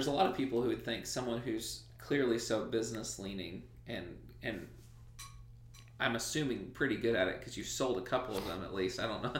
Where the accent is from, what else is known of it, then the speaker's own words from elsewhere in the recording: Southern Illinois, United States; moved away; I'm from Southern Illinois